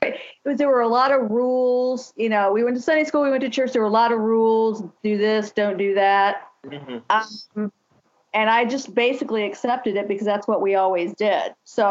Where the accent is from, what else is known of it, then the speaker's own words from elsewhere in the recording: Lima, Ohio, United States; I was, back home in Lima. That's where I'm from. My parents were both also born and raised in that church.